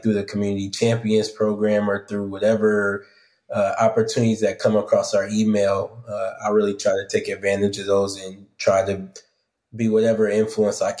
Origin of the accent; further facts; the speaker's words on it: South Bend, Indiana, United States; Born and raised in South Bend, Indiana, went to public high school